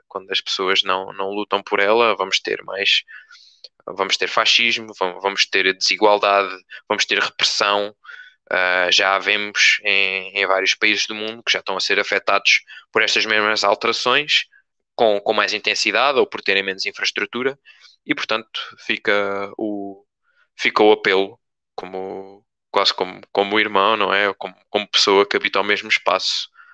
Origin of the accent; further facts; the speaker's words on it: Torres Novas, Centro, Portugal; como torrejano, como pessoa que, que não queria ser obrigada a sair do, ah, de perto da minha família, dos meus amigos, uh, da terra onde eu nasci